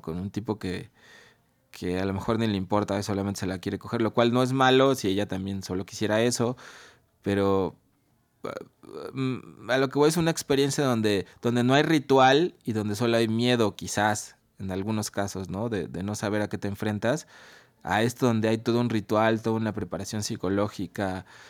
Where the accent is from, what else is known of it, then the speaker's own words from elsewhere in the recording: Mexico; aquí en México